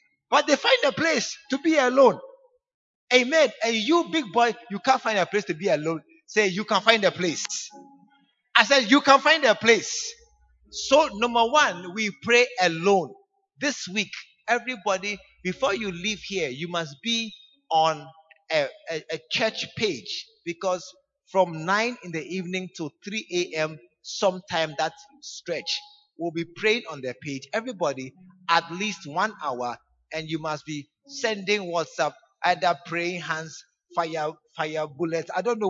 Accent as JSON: {"language": "English", "region": "New York", "country": "United States", "said": "I'm from New York. I'm a citizen of the U. I'm just passing through Ghana."}